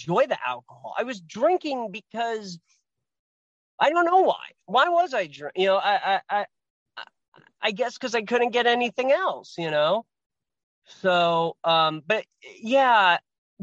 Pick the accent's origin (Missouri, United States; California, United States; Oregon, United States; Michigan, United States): Oregon, United States; Portland; I was raised in Portland. Yeah. Yeah. Portland, Oregon.